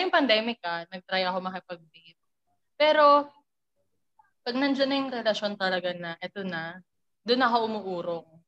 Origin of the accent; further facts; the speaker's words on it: Montalban, Rizal, Philippines; also born or lived in Laguna; Rizal. Montalban Rizal.